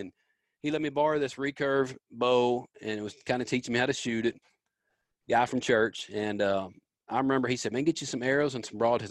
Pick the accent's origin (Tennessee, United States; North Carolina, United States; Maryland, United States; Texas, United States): Tennessee, United States; Memphis; I grew up in Memphis, man, down in Memphis, Tennessee, and the big city